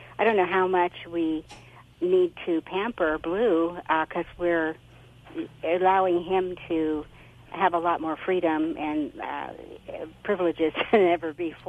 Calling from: Arroyo Grande, California, United States; Aurora Grande, Central Coast, California.

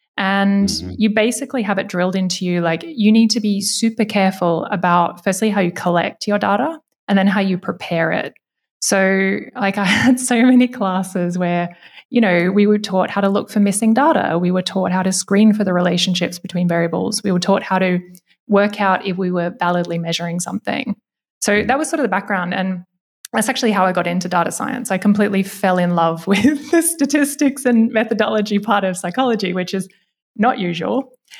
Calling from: Berlin, Germany; I am coming from Berlin today.

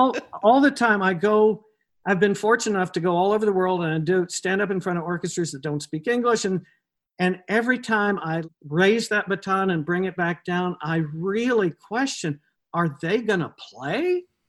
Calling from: Connecticut, United States; I'm in my home in Connecticut, sequestered.

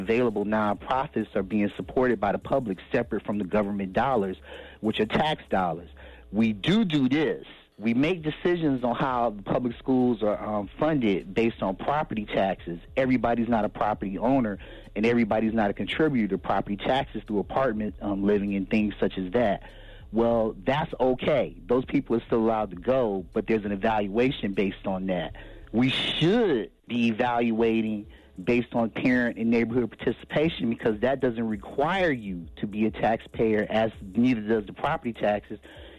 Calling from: Cleveland, Ohio, United States; This is …. I'm calling you from Cleveland, Ohio.

